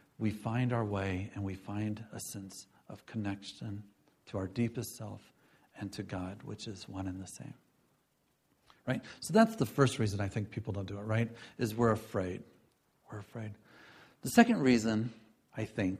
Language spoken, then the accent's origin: English; Galesburg, Illinois, United States; I grew up in Galesburg, Illinois